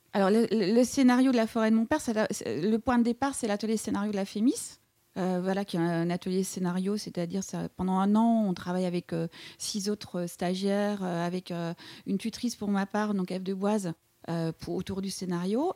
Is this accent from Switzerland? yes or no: no; East Cantons, near Eupen, Wallonia, Belgium; moved away as an adult; also born or lived in Liège, Belgium / Montreal, Canada / Paris, France; j'ai grandi euh, tout à l'est de la Belgique, voilà, dans une région qu'on appelle les cantons de l'Est ou la Belgique germanophone, tout près d'Eupen